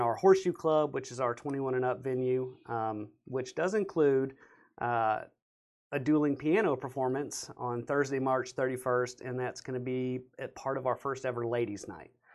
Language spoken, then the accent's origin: English; Beaumont, Texas, United States; born or raised there